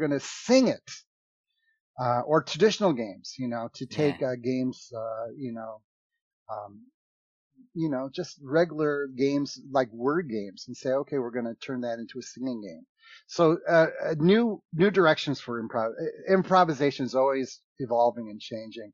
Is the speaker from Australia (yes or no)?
no; United States; I'm from America, but I like to talk in funny accents